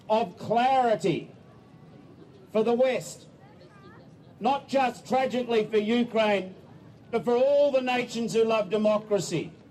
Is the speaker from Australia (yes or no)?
yes; Australia; I am here both as a Australian and representing the government